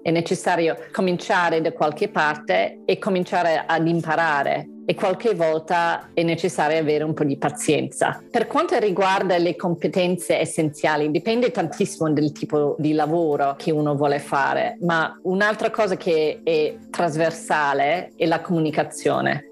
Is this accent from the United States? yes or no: no; Melbourne, Victoria, Australia; moved away as an adult; now in Italy; Sono australiana, nata a Melbourne, e sono laureata in scienze politiche in francese all'Università di Melbourne.